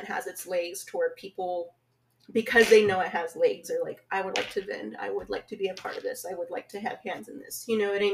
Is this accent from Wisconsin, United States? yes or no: no; Lubbock, Texas, United States; born or raised there